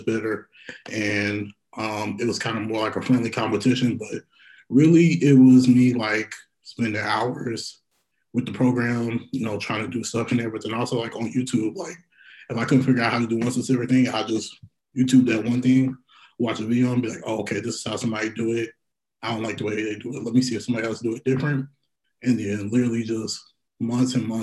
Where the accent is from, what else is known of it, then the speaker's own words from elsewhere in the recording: Indianapolis, Indiana, United States; also born or lived in West Lafayette, Indiana; back in my hometown in Indy